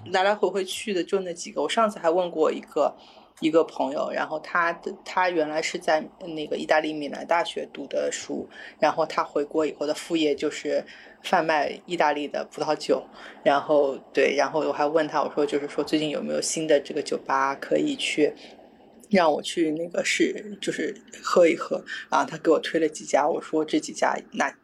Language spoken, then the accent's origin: Chinese; China; 我从中国来